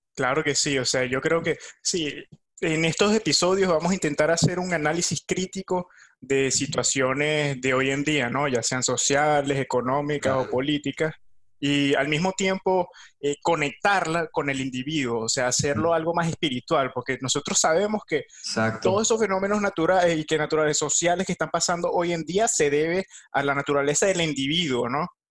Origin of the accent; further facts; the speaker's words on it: Venezuela; moved away; yo soy de Venezuela